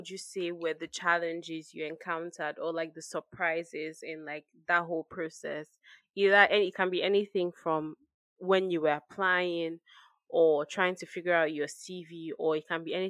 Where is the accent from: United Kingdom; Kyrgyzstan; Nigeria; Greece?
Nigeria; But it's almost like you finish as a Nigerian and then you're just thrown into the job market